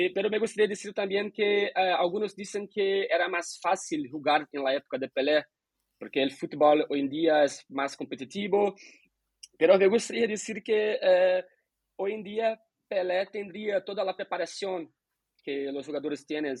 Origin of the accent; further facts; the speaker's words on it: Brazil; como brasileño, especialmente en Brasil